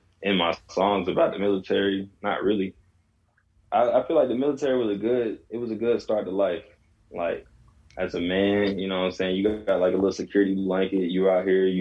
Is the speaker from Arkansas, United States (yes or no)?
no; Atlanta, Georgia, United States; I'm an Atlanta native, so lyrically, I feel like, you know, that's just my lingo